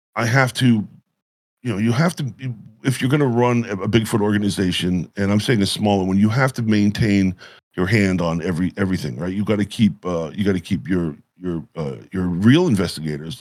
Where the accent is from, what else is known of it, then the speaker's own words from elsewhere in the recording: Catskill Mountains, New York, United States; moved away as an adult; also born or lived in West Coast; I had grown up, uh, in, in the Catskill Mountains